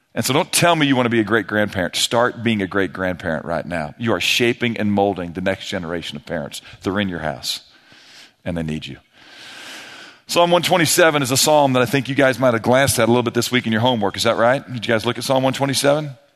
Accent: St. Louis, Missouri, United States; moved away as an adult; now in Texas, United States; I grew up in Saint Louis

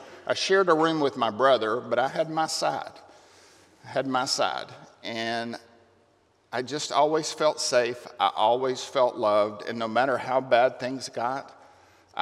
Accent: Lamesa, Texas, United States; I grew up in La Mesa, Texas, 60 miles south of Lubbock

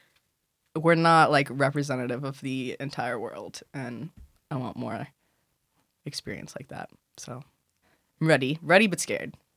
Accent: Chicago, Illinois, United States; moved away as an adult; now in Philadelphia, United States; Chicago cuz that's where I'm from

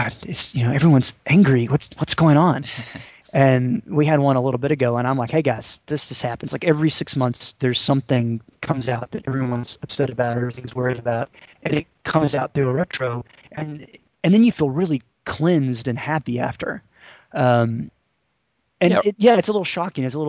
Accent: Tennessee, United States; now in North Carolina, United States; I live in North Carolina. I grew up in Tennessee

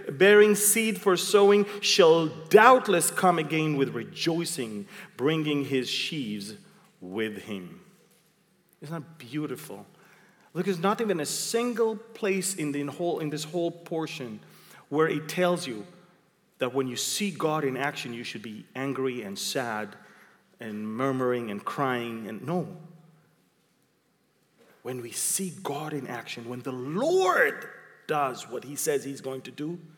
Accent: Israel; I came from Israel. I know what's I don't have to dream.

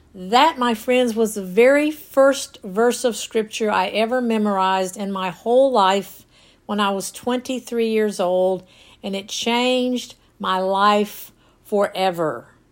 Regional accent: North Georgia, United States; as a kid growing up in North Georgia

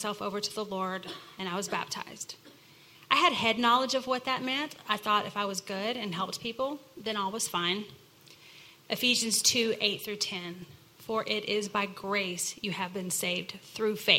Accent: Texas, United States; Bobby and I were both born and raised in Texas

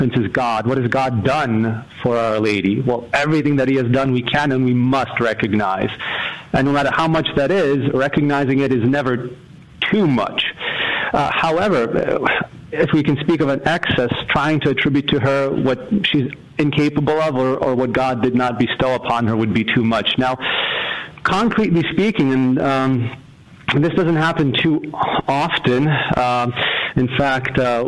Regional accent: Massachusetts, United States; I'm from Massachusetts here

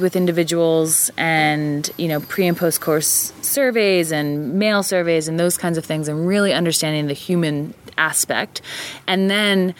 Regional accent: Jersey Shore, New Jersey, United States; moved away as an adult; also born or lived in Pennsylvania, United States; now in Maine, United States; coming from Pennsylvania and growing up on the Jersey Shore

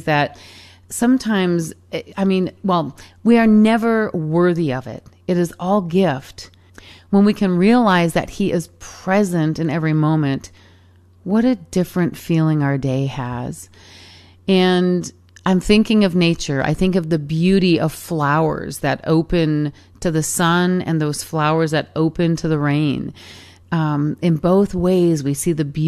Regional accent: Michigan, United States; as a little kid growing up in Michigan

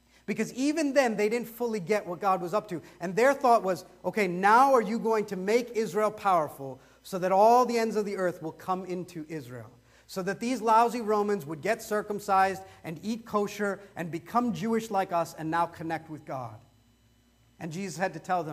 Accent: India; I'm dark brown and I'm Indian

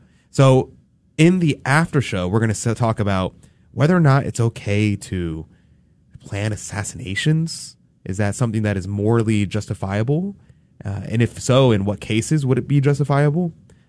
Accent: United States; I'm American. We speak real English here.

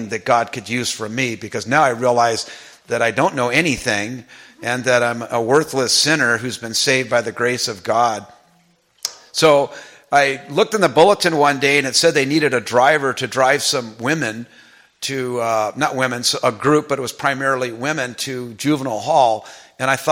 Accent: Los Angeles, California, United States; I grew up in Pacoima, which is not too far from here.

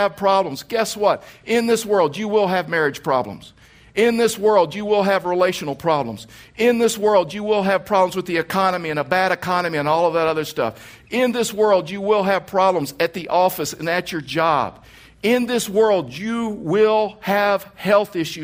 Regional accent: Texas, United States; moved away; I was raised in Texas

